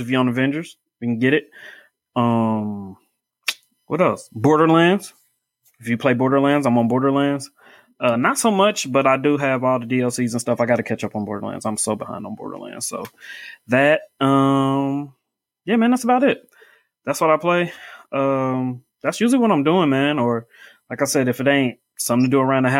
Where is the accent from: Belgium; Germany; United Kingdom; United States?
United States; Indianapolis, Indiana; Grew up here. I'm in Indianapolis. I'm from Indianapolis